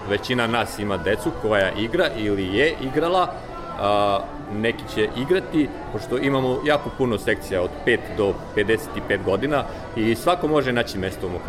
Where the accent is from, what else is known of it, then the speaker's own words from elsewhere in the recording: Petrovac na Mlavi, Central Serbia, Serbia; now in Vienna, Austria; rodom sam iz Petrovca na Mlavi, tačnije selo Ranovac.